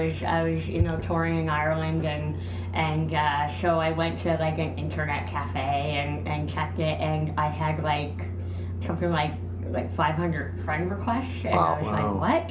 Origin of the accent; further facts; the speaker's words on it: Canada; moved away; also born or lived in Los Angeles; they didn't even put me down as a Canadian